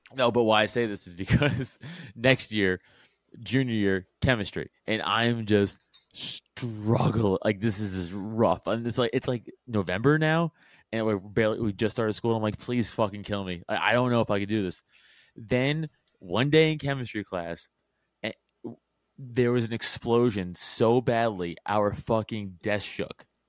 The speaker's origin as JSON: {"language": "English", "town": "New York City", "region": "New York", "country": "United States", "tie": "born or raised there", "said": "I'm from Staten Island, which is important to the story because I was in high school during 9/11"}